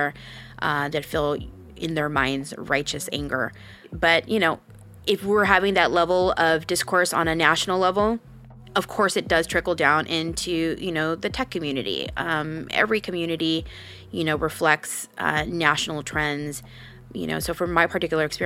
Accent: California, United States; I became involved civically when I was in high school. For my particular generation here in California, in my high school life cycle

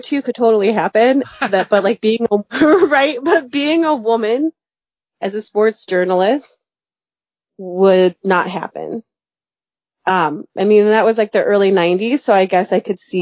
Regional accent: Chicago, Illinois, United States; moved away; also born or lived in Ohio; I grew up in Chicago

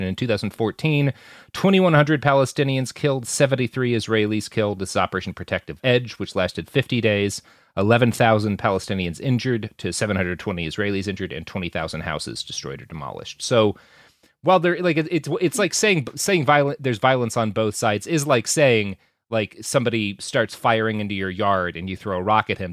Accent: Texas, United States; as a Texan

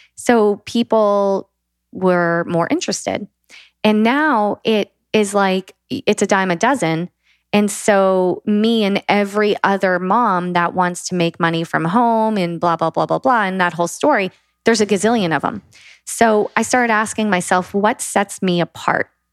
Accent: the South of the USA, United States; I was raised in the South of the USA

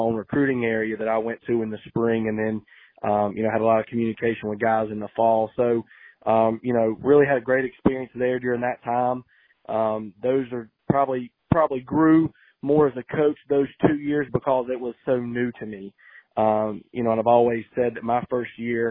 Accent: Lexington, North Carolina, United States; I'm from Lexington

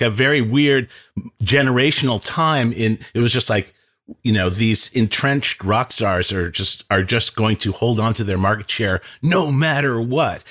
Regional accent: Lincoln, Massachusetts, United States; I am from Lincoln, Massachusetts

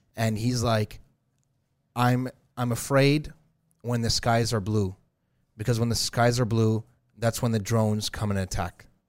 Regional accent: Iraq; moved away; I was literally born during some bombings of America, bombing Iraq

